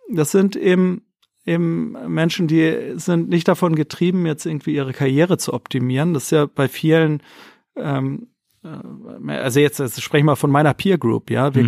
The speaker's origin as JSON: {"language": "German", "region": "Hamburg", "country": "Germany", "tie": "born or raised there", "also_born_or_lived": "Mexico / Wolfsburg", "moved": "as an adult", "said": "komme gebürtig aus Hamburg, bin mittlerweile wieder hier, habe aber viele, viele, viele Jahre ähm, im Ausland gelebt, ähm, in Mexiko"}